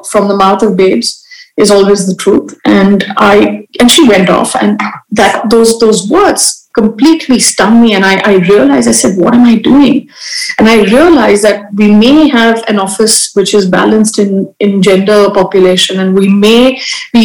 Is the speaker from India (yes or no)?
yes; India; in my country, I have been brought up in India